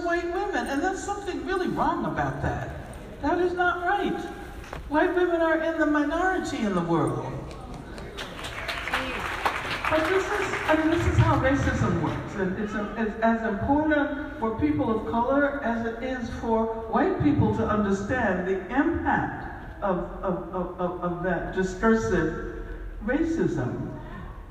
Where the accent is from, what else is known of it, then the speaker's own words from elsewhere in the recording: United States; we are from the United States of America